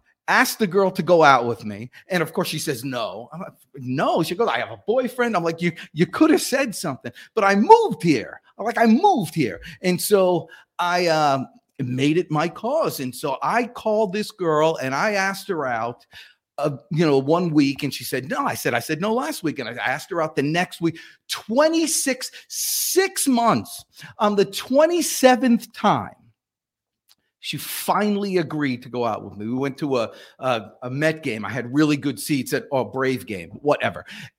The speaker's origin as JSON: {"language": "English", "region": "New Jersey", "country": "United States", "lives_now": "Atlanta, United States", "said": "I came to Atlanta weekend with a buddy of mine from home. So I came from New Jersey down to Atlanta."}